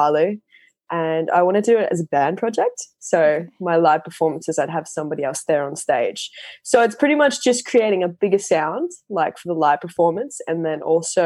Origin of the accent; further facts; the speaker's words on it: Sunshine Coast, Queensland, Australia; from the Sunshine Coast in Australia.